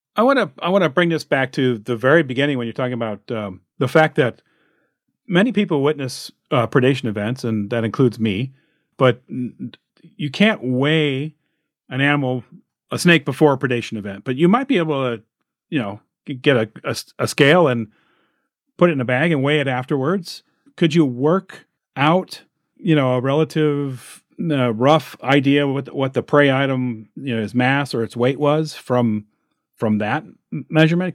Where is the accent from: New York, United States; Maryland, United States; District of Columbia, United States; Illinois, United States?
Illinois, United States; here in my home state of Illinois